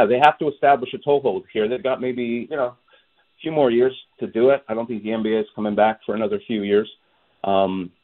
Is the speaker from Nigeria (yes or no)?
no; Canada; also born or lived in Montreal, Canada / Toronto, Canada; now in Seattle, United States; I grew up in Montreal and Toronto